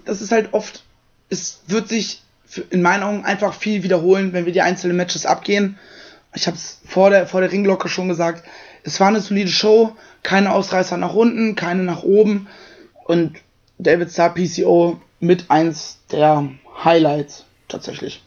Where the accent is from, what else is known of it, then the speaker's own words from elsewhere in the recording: Germany; Ich bin froh, in Deutschland geboren und zu sein und hier zu leben